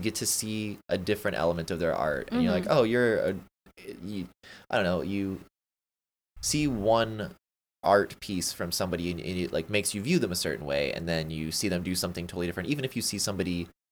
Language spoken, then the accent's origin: English; St. Augustine, Florida, United States; I'm from St. Augustine